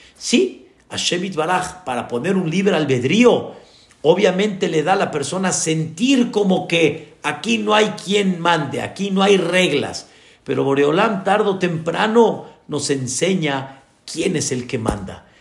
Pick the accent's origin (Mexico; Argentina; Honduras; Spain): Mexico; como decimos acá en México